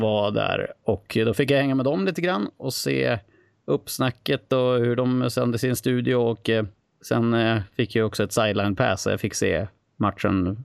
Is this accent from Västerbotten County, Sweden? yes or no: yes; Skellefteå, Västerbotten County, Sweden; jag är från Skellefteå i grund och botten